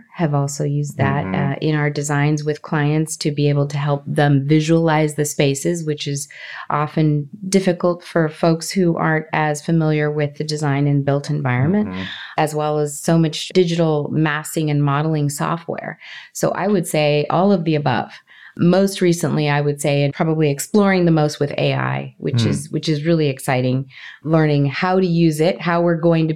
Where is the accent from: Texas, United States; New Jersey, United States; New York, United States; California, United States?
California, United States; Los Angeles; also born or lived in Colombia; I grew up in Los Angeles. I grew up in California, Southern California